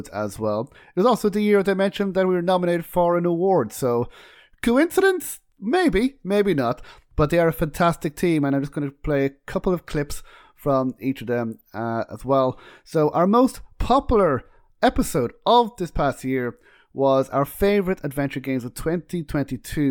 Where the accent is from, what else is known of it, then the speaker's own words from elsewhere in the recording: Ireland; We're both Irish